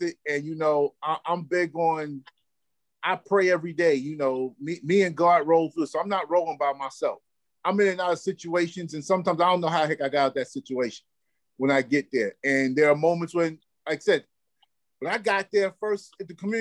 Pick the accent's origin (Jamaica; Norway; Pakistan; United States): United States; New York City, New York; I grew up in Cypress Projects.